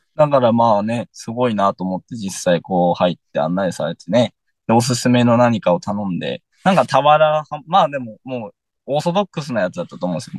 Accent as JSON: {"language": "Japanese", "town": "Yahaba", "region": "Iwate", "country": "Japan", "tie": "born or raised there", "said": "俺の実家は、あの、薬王堂の本店の真横です"}